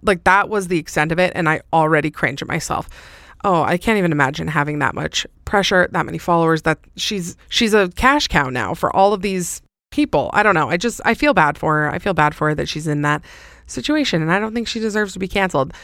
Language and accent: English; Salt Lake City, Utah, United States; It's obviously in my hometown.